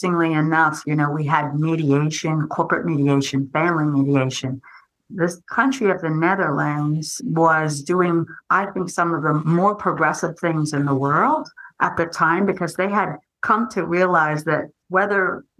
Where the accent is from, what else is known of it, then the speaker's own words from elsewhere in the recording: New Jersey, United States; I grew up in New Jersey